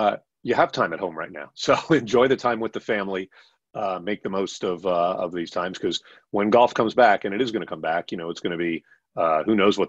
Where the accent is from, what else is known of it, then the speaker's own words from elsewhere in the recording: South Miami, Florida, United States; I grew up in South Miami